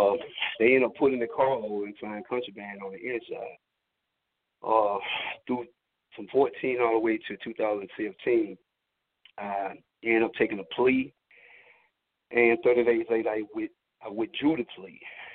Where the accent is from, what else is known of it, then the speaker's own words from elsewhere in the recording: Cordele, Georgia, United States; I am from Cordele, Georgia.